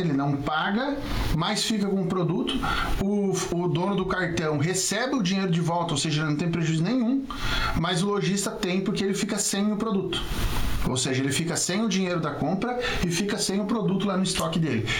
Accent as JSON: {"language": "Portuguese", "town": "Chapecó", "region": "Santa Catarina", "country": "Brazil", "said": "eu sou de Chapecó"}